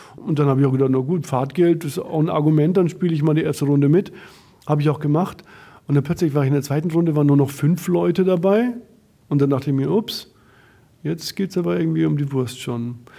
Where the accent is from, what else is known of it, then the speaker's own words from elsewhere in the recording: Bamberg, Bavaria, Germany; moved away as an adult; now in Berlin, Germany; aus meiner Heimat, aus Bamberg